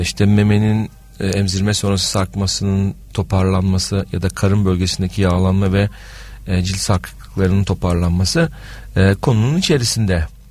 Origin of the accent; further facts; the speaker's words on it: Adana, Turkey; Ben Adanalıyım.